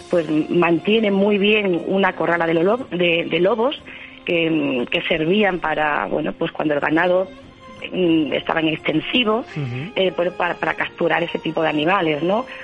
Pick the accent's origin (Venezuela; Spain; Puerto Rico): Spain; Cáceres, Extremadura; Pues sí, eh, yo que, me, que soy cacereña, pues me considero una afortunada.